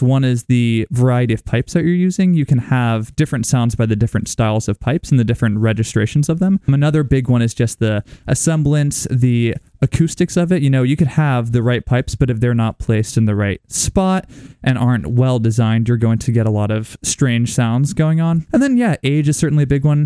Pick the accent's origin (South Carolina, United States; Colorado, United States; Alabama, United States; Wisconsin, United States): Colorado, United States; moved away as an adult; now in Iowa, United States; I'm from Colorado